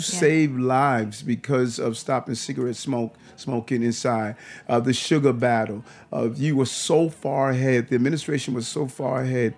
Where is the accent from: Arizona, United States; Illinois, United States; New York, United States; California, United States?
New York, United States; New York City; also born or lived in Brooklyn; I grew up in Queens for a period of time. My mother's still there.